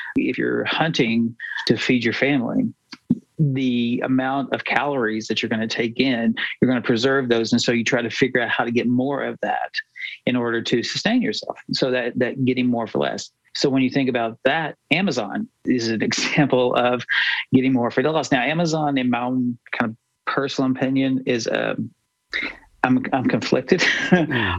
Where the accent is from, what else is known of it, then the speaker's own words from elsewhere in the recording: United States; I was born in America, I grew up in America